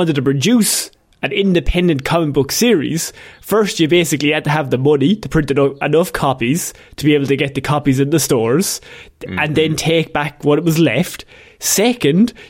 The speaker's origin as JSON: {"language": "English", "country": "Ireland", "tie": "born or raised there", "said": "we grew up in Christian Ireland"}